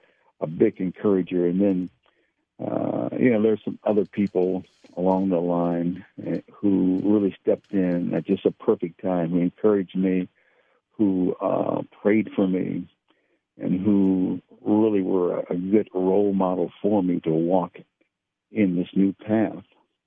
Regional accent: Cincinnati, Ohio, United States; moved away as an adult; I grew up in Cincinnati, and so my roots are in the Midwest

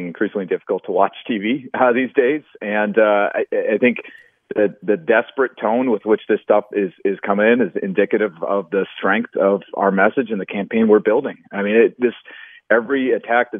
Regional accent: Red Wing, Minnesota, United States; also born or lived in St. Paul, Minnesota; I was born in St. Paul, grew up in Red Wing, Minnesota. That is where I'm from.

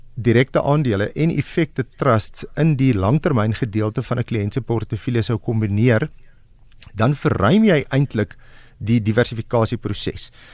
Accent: South Africa; ons as Suid-Afrikaners

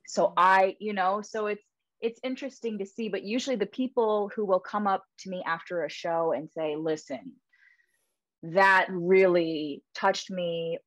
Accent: Canada; moved away as an adult; now in United States; I'm Canadian

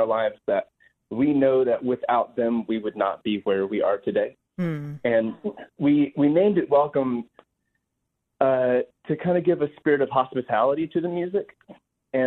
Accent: Arkansas, United States; moved away as an adult; now in Nashville, United States; I was born in Arkansas, born and raised

